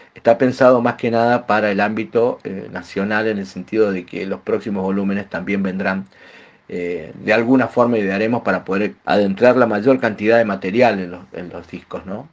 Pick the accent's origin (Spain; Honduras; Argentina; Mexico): Argentina; Mendoza; grabamos en Mendoza, de donde soy oriundo